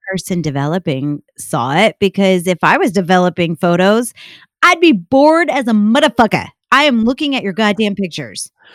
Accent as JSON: {"language": "English", "region": "upstate New York", "country": "United States", "tie": "born or raised there", "said": "I grew up in upstate New York"}